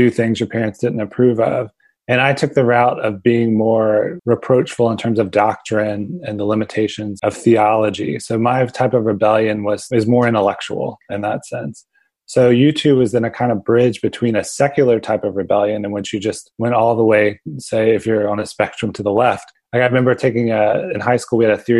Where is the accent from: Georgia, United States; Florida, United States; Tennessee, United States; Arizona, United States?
Florida, United States; Pensacola; now in Austin, United States; the church we went to with my family. My parents and my younger brother was First Baptist Church downtown Pensacola, Panhandle of Florida